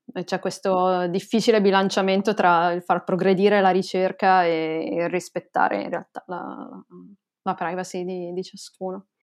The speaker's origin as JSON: {"language": "Italian", "town": "Pisa", "region": "Tuscany", "country": "Italy", "moved": "yes", "lives_now": "Groningen, Netherlands", "said": "io sono pisana"}